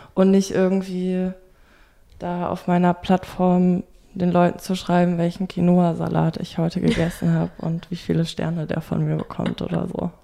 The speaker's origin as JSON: {"language": "German", "town": "Bonn", "region": "North Rhine-Westphalia", "country": "Germany", "moved": "as an adult", "lives_now": "Berlin, Germany", "said": "Ich komme eigentlich aus Bonn im Rheinland und bin jetzt seit zwei Jahren in Berlin"}